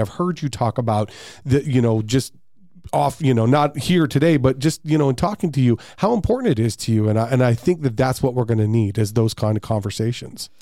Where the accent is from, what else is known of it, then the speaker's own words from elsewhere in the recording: Peoria, Arizona, United States; I grew up in Peoria too